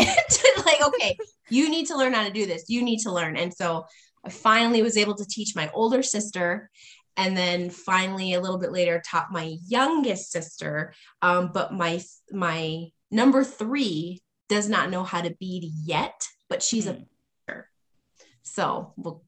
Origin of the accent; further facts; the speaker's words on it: North Dakota, United States; I grew up mostly around the Spirit Lake Nation and then up in the Turtle Mountains in North Dakota.